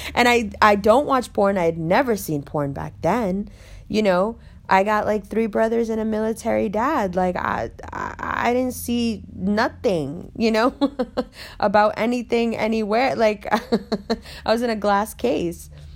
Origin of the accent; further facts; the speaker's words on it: New York City, New York, United States; we grew up in Harlem together